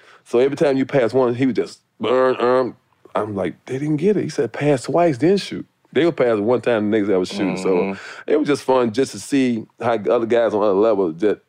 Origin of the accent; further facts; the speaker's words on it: Cleveland, Ohio, United States; now in Chicago, United States; I was from Cleveland. So base was just, I mean, I'm used to the cold.